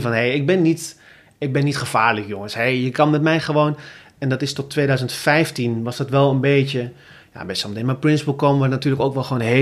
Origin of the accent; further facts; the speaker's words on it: Groningen, Netherlands; now in Rotterdam, Netherlands; Ik kom uit Groningen.